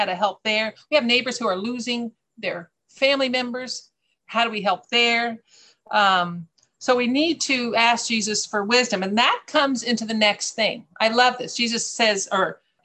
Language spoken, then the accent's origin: English; United States; moved away; I'm American